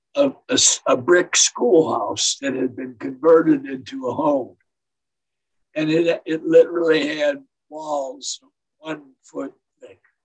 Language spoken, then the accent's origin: English; Detroit, Michigan, United States; also born or lived in St. Clair Shores, Michigan; I was born in Detroit, Michigan um, where my parents lived in St. Clair Shores